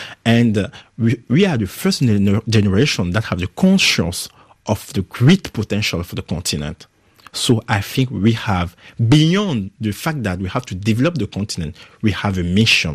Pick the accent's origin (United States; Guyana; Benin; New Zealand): Benin; English is a second language; moved away as an adult; also born or lived in Accra, Ghana; now in France; I grew up in Benin until my 18th year old